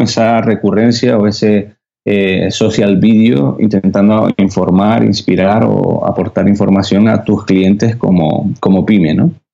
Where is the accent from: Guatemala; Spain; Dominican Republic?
Spain; Canary Islands; accent: Canarian; los canarios no, sabes que no pronunciamos la, S.